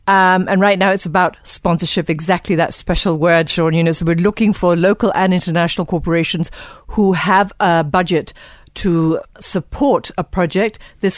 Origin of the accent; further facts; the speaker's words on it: Kenya; we're proudly Kenyan to host it here in Kenya